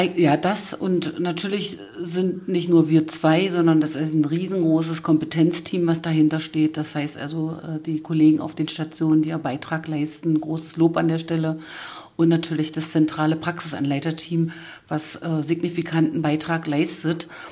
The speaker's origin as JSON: {"language": "German", "region": "Saxony-Anhalt", "country": "Germany", "said": "Das sagt man so bei uns in Sachsen-Anhalt"}